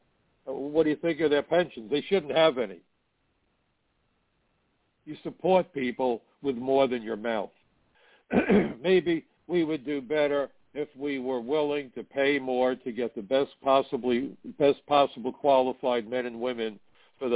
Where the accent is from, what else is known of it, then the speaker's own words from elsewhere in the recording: New York City, New York, United States; when I was a teenager growing up in Brooklyn